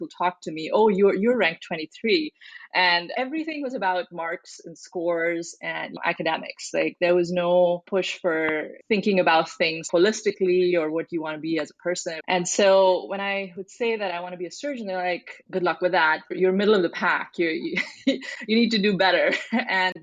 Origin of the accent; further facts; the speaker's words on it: New Delhi, Delhi, India; moved away as an adult; now in United States; I grew up in India, so I'm a first generation immigrant. I grew up mostly in New Delhi, did most of my education there.